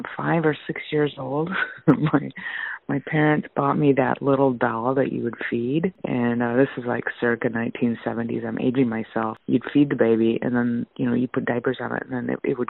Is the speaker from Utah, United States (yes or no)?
no; South Dakota, United States; now in Washington State, United States; I grew up in South Dakota along the banks of the Big Sioux River